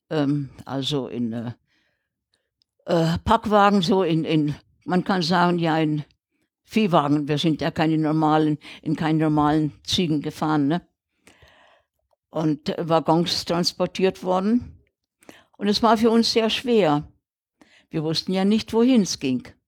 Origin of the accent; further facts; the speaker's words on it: Czechia; now in Rügen, Germany; wir sind ja aus dem De Sudetenland damals, 1946 sind wir ja vertrieben worden. Und äh, kamen ja dann 14 Tage später hier auf die Insel Riegen.